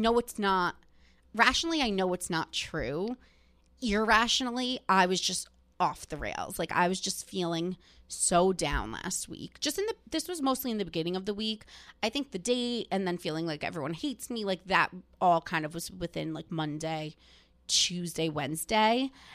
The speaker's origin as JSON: {"language": "English", "region": "New Jersey", "country": "United States", "tie": "born or raised there", "said": "growing up in New Jersey and being Italian"}